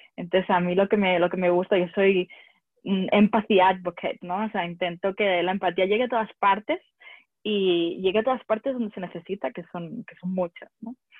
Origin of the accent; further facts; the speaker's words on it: Barcelona, Catalonia, Spain; moved away as an adult; also born or lived in France / London / United States; soy de, soy de Barcelona y he dado muchas vueltas por el mundo